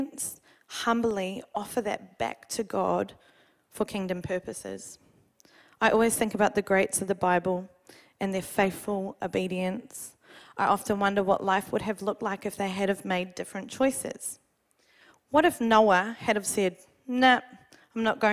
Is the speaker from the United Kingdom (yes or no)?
no; New Zealand; now in Australia; Being a Kiwi